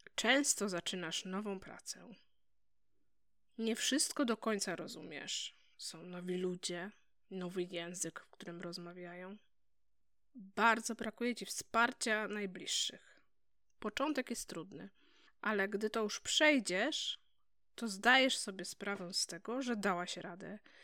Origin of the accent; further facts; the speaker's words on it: Poland; moved away as an adult; Chcieliśmy lepszej przyszłości dla naszych dzieci, dlatego wyjechaliśmy z Polski